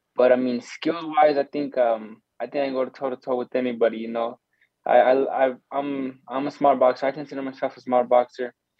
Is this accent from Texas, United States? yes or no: no; Arizona, United States; we're from Arizona